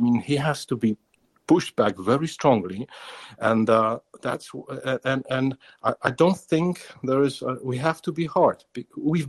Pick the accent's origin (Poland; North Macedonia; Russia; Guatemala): Poland; I'm here from Poland, my family, my grandfather has lived through some concentration camps